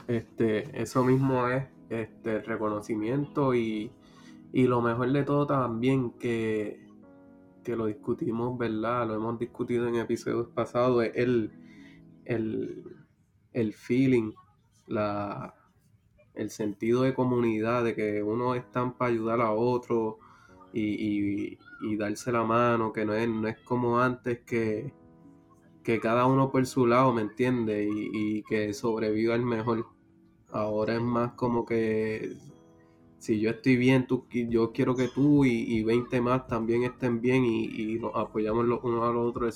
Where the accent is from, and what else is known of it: Puerto Rico